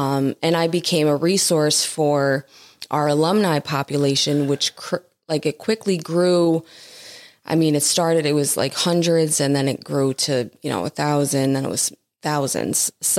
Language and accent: English; Scranton, Pennsylvania, United States; also born or lived in Jersey City, New Jersey; I spent most of my life in Scranton. I'm a West Sider.